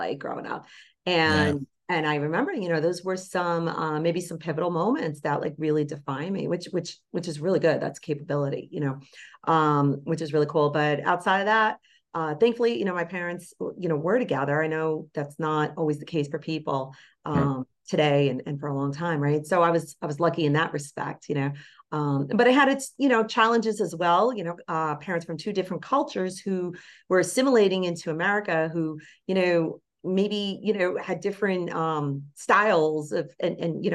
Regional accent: Bergen County, New Jersey, United States; that particular town I grew up in Bergen County

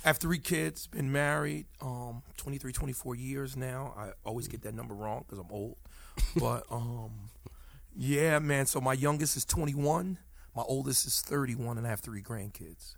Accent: Paterson, New Jersey, United States; also born or lived in Camden, New Jersey; I was born in Paris, New Jersey, which is North Jersey, close to Manhattan.

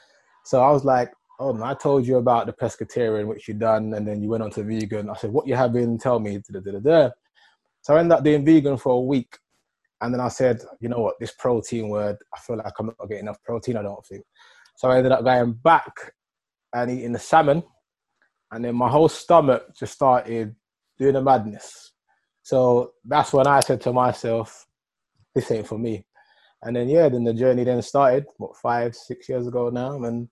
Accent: Wood Green, London, United Kingdom; So I grew up in North London, Wood Green. I went to school, the Bromfield School, secondary school.

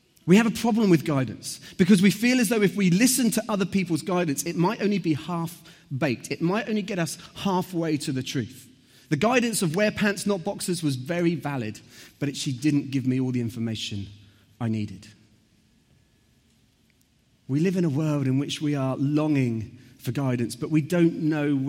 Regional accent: Southampton, South East England, United Kingdom; I grew up in Southampton.

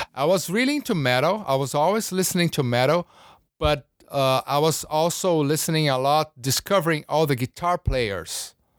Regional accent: São Paulo, Brazil; moved away; also born or lived in Rio de Janeiro; I was born in Rio, grew up in São Paulo, big city, uh, huge city.

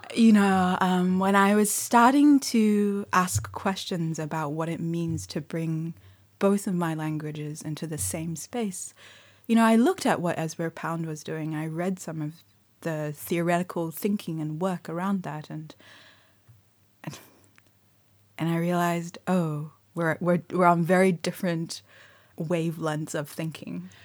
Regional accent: New Zealand; born or raised there; first language Mandarin; English is a second language

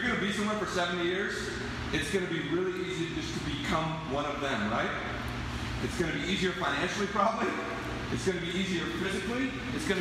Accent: United States; I was born in America.

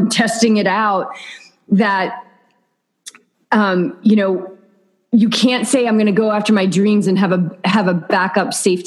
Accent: New England, United States; moved away as an adult; now in Southern California, United States; We are from New England

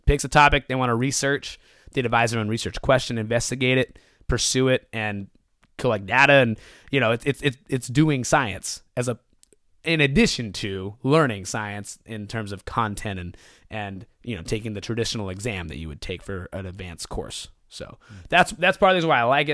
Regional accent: Stockton, California, United States; also born or lived in Greenwood, Mississippi; trickling back to home, to, to Stockton, to my hometown

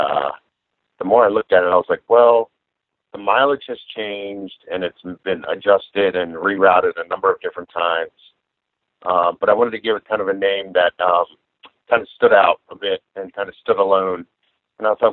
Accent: Atlanta, Georgia, United States; I'm from Atlanta, Georgia.

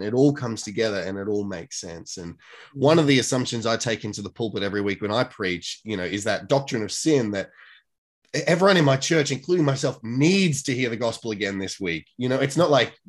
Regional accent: Australia; what I grew up with in the Australian sort of don't show your emotions

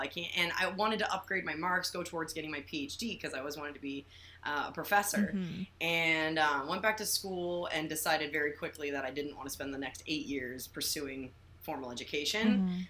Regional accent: Windsor, Ontario, Canada; moved away as an adult; also born or lived in Vancouver, Canada; now in Costa Rica; I'm from a little town on the border of Detroit called Windsor, Ontario. We are the Motor City of Canada.

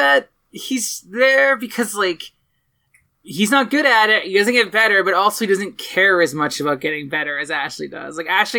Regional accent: Canada; I'm Canadian

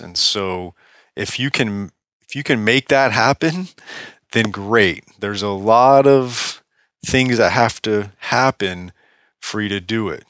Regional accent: Palm Beach, Florida, United States; Palm Beach, Florida, right here in my, my hometown

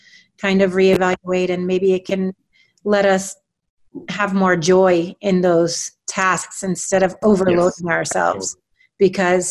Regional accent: United States; now in Mexico; I'm American

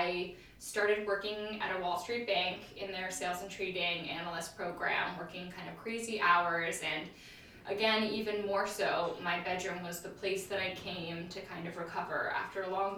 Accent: London, United Kingdom; also born or lived in Tokyo, Japan; So I was born in London, and then we were in Tokyo, and then back to London. And throughout that entire time period, we always would move neighborhoods.

